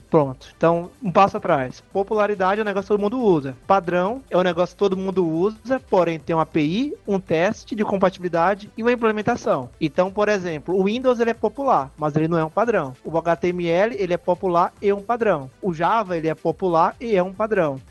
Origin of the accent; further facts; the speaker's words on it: Salvador, Bahia, Brazil; accent: Bahian; now in Portugal; Hoje eu moro em Portugal e eu sou de Salvador. Acho que vocês repararam ao longo do podcast, meu sotaque é autêntico